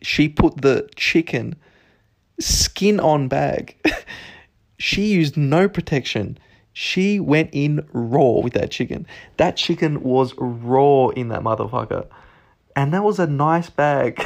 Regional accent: Narre Warren, Victoria, Australia; in Nari Warren. Um, that's southeast of Melbourne

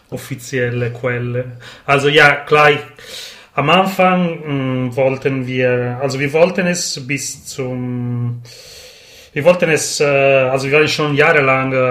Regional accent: Sardinia, Italy; now in Turin, Italy; also ursprünglich komme ich aus Sardinien und ich

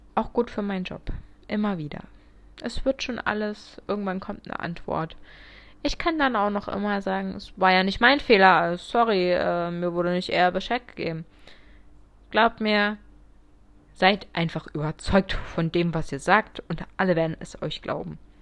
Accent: Munich, Bavaria, Germany; ich bin 24, ich komme aus München

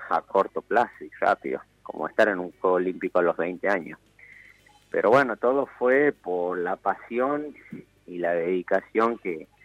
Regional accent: Termas de Río Hondo, Santiago del Estero, Argentina; also born or lived in Buenos Aires; Sí, sí, de Termas de Río

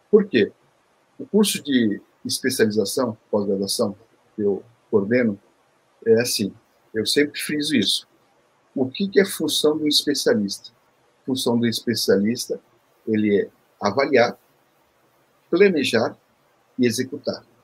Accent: Seoul, South Korea; born there; Eu, vim da, eu nasci em Seul, na Coreia

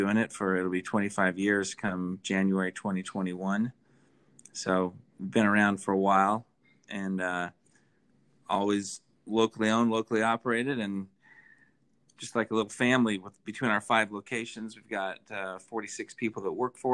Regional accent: Idaho, United States; moved away as an adult; now in Salt Lake City, United States; I haven't actually lived here my whole life. I'm originally from Idaho

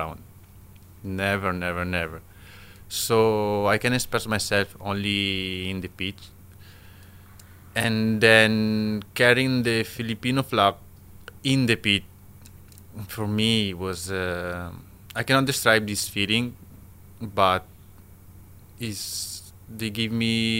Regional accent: Italy; English is a second language; moved away as an adult; now in Philippines; I came from Italy

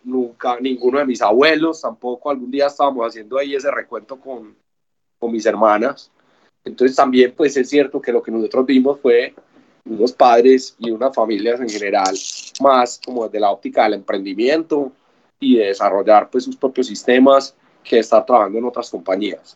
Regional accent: Medellín, Antioquia, Colombia; soy una persona de Medellín

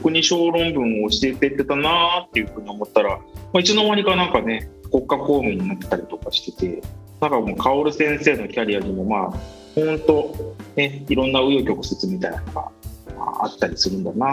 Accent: Miyazaki, Japan; 僕はですね元と出身の宮崎で宮崎県のまあ硬い中でまあ、育ったんですけど

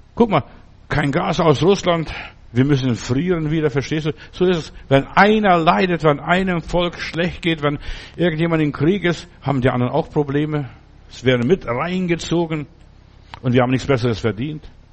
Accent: Stuttgart, Baden-Württemberg, Germany; bei uns in Stuttgart

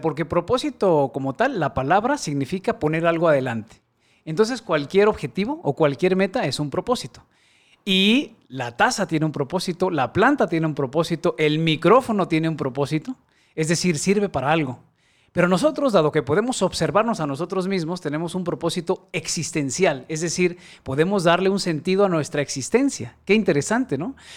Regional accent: Guadalajara, Jalisco, Mexico; Soy tapatío, aquí nací en Guadalajara y tengo 44 años, de los cuales eh, solamente dos he vivido fuera de esta ciudad

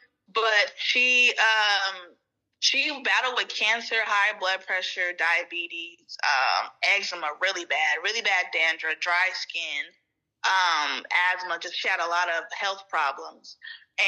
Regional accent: California, United States; I am from California, born and raised

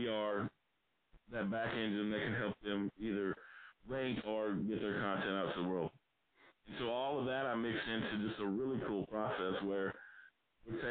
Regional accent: South Arkansas, United States; I grew up in South Arkansas, broke, from a working class family

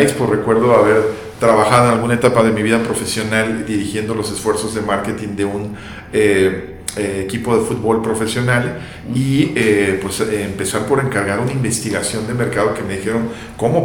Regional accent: Guadalajara, Jalisco, Mexico; yo como tapativo pues creces y te acostumbras

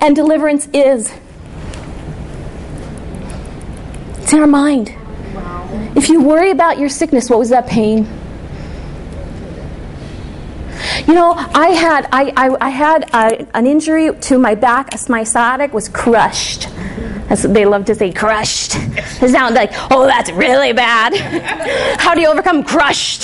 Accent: the North, United States; I'm from the North.

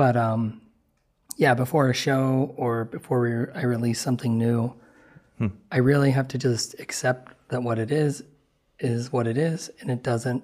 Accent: Ohio, United States; I grew up in Ohio

